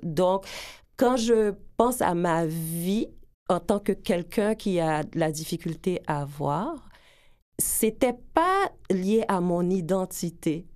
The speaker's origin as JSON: {"language": "French", "town": "Edmundston", "region": "New Brunswick", "country": "Canada", "tie": "born or raised there", "also_born_or_lived": "Gonaïves, Haiti / Port-au-Prince, Haiti / United States", "moved": "as an adult", "lives_now": "Montreal, Canada", "said": "J'ai vécu là euh, de 8 ans à 18 ans au Nouveau-Brunswick. J'ai fait mes études, j'ai terminé mon secondaire"}